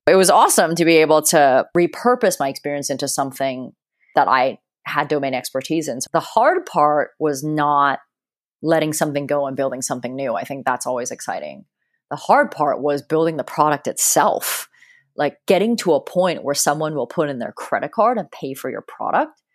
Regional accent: Hong Kong; I grew up in Hong Kong and I remember, you know, being 5 years old and being in a taxi

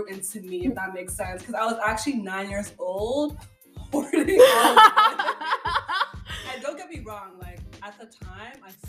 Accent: Canada; I'm African background speaking, but at the end of the day, I was born and raised in Canada

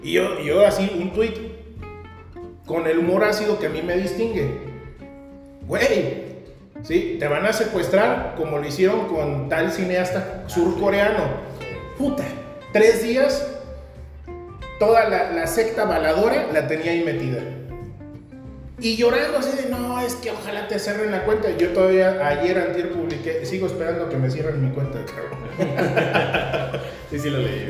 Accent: Querétaro, Mexico; nuestra sociedad queretana

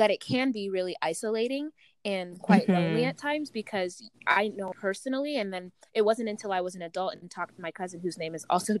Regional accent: Uganda; I'm from the other side, I'm from the east side, right? I'm from Uganda.

